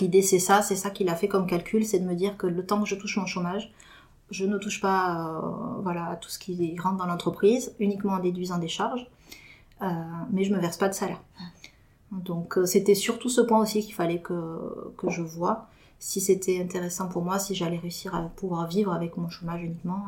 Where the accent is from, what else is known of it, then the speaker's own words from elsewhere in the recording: Toulouse, Occitania, France; je suis toulousaine pure souche